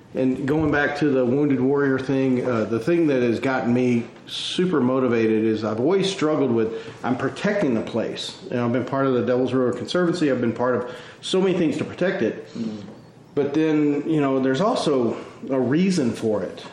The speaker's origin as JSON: {"language": "English", "town": "Midland", "region": "Texas", "country": "United States", "tie": "born or raised there", "moved": "as an adult", "said": "I was born and raised in West Texas"}